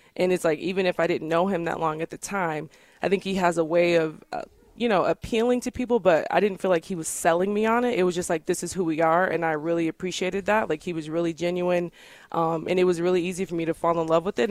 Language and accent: English; Bolingbrook, Illinois, United States; moved away as an adult; now in Connecticut, United States; I grew up in um, Bolingbrook, Illinois. It's a suburb of Chicago.